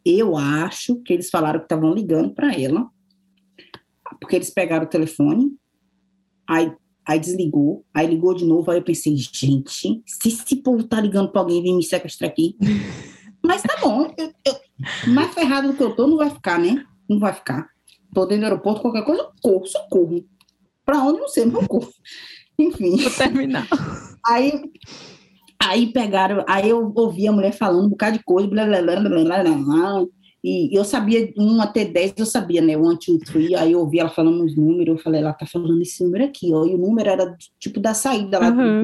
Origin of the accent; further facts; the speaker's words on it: Brazil; moved away as an adult; now in Australia; eu saí do Brasil